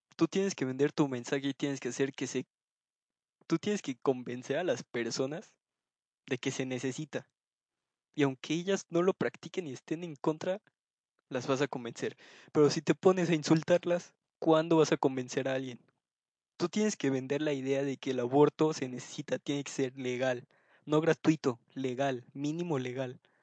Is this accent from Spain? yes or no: no; Mexico; decir que soy de México